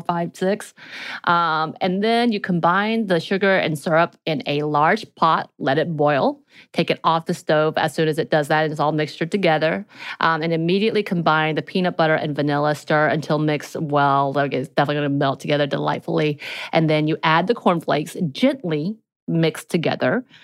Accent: mountains of Georgia, United States; growing up in the mountains of Georgia

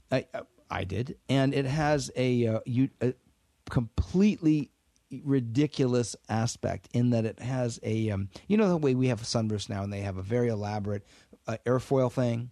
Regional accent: Washington, United States; moved away as an adult; growing up in Washington State

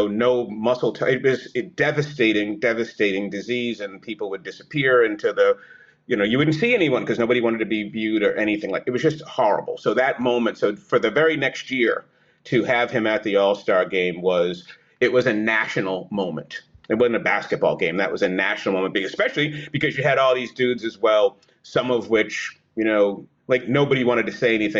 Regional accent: Boston, Massachusetts, United States; I grew up in Boston.

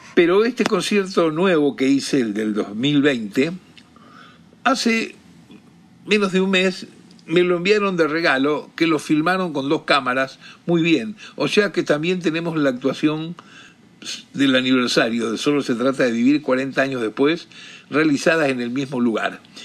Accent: Rosario, Santa Fe, Argentina; un gran amigo de Rosario, de donde yo soy

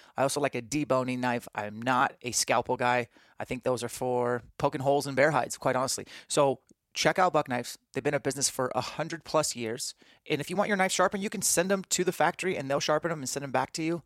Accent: Spokane, Washington, United States; in Spokane, my hometown

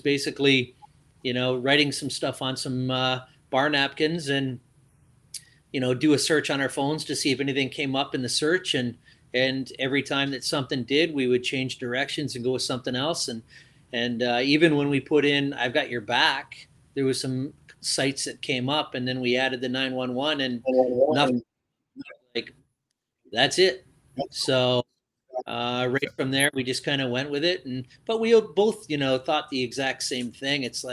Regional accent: Mount Brydges, Ontario, Canada; also born or lived in London, Ontario; I grew up in Mount Bridges, just outside of London

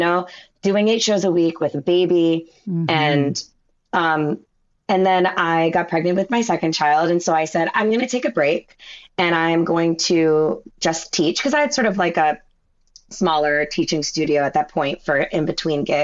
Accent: Westchester, New York, United States; also born or lived in Boston / Baltimore; I grew up in Westchester. After Baltimore, we moved to Westchester when I was 9. And I grew up close to the city

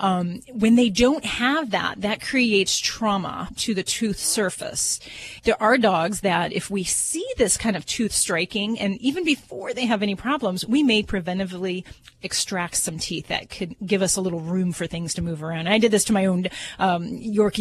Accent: Hammond, Indiana, United States; I'm from Hammond, Indiana

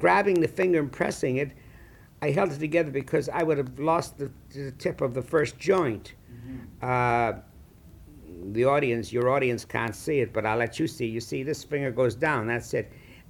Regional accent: Chicago, Illinois, United States; And that was the era I grew up in Chicago.

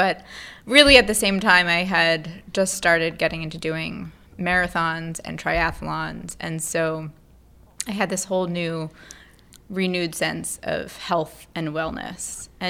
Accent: Pennsylvania, United States; Outside of Philadelphia.

